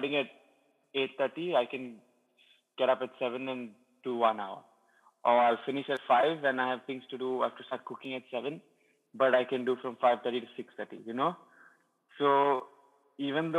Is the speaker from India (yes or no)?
yes; Goa, India; I sort of played for FC Goa and I'm from Goa, so like, you know, I'm local